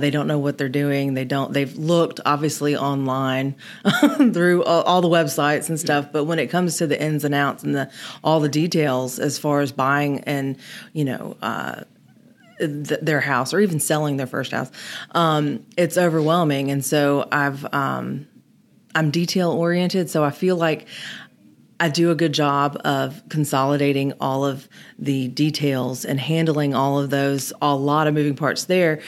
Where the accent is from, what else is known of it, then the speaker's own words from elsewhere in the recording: Germantown, Tennessee, United States; now in Memphis, United States; I grew up in Germantown in Kimbrough Woods